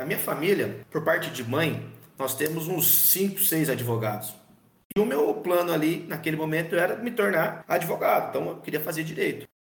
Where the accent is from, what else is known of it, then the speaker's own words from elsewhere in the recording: Bauru, São Paulo, Brazil; Eu voltei para Bauru, né? Que eu sou aqui de Bauru.